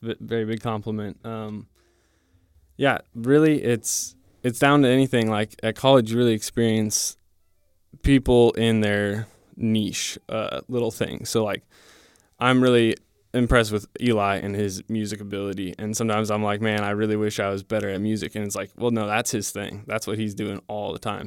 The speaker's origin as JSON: {"language": "English", "town": "Divide", "region": "Colorado", "country": "United States", "moved": "yes", "said": "I'm from Divide, Colorado"}